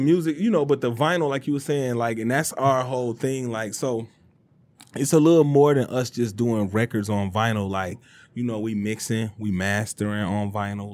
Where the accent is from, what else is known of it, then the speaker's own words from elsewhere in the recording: Detroit, Michigan, United States; I'm from Detroit.